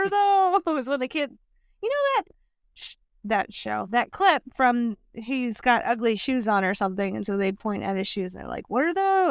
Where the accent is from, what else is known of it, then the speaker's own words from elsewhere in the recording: the Deep South, United States; South, deep southern upbringings.